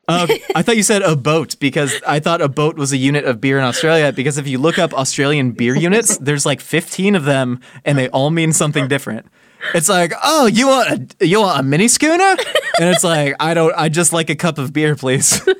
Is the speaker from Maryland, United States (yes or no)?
no; Orange County, California, United States; I growing up in Orange County